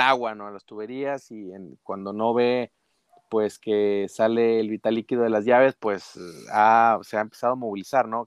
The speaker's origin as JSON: {"language": "Spanish", "region": "northern Mexico", "country": "Mexico", "said": "Como buenos norteños"}